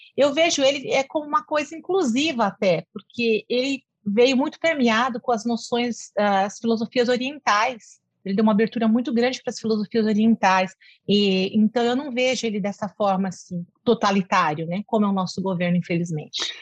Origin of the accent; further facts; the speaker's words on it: São Paulo, Brazil; moved away as an adult; now in Cuiabá, Brazil; Eu nasci em São Paulo, capital, é, fiz toda a minha formação né, na capital, em São Paulo, tudo, trabalhava lá